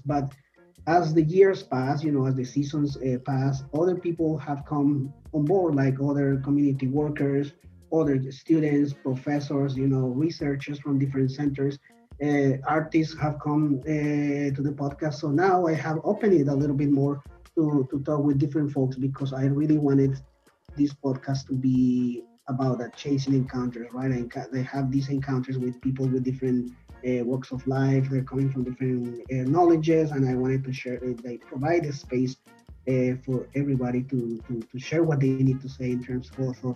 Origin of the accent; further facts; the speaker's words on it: Colombia; now in Toronto, Canada; I'm originally from Colombia